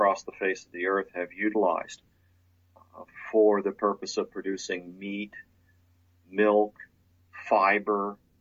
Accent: Lower Bucks County, Pennsylvania, United States; I was born and raised outside Philadelphia, Pennsylvania, in a part of the country, Lower Bucks County, Pennsylvania.

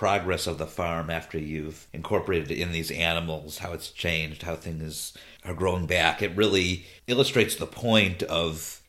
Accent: Cleveland, Ohio, United States; moved away as an adult; now in Los Angeles, United States; I do live in Los Angeles now. I lived here for about a little over 20 years, but I am originally from the Midwest. I'm a Clevelander, lived there about the first 22 years of my life.

